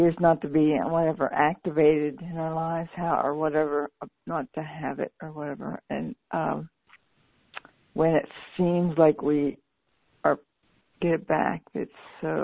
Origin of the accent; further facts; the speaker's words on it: Pennsylvania, United States; moved away; I was raised in Pennsylvania.